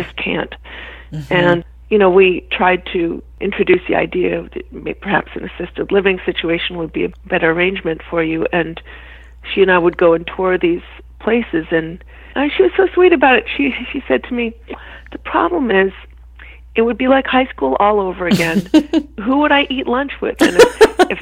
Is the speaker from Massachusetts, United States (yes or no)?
yes; Boston, Massachusetts, United States; moved away as an adult; also born or lived in New York; now in Boston, United States; I grew up in Boston, Massachusetts.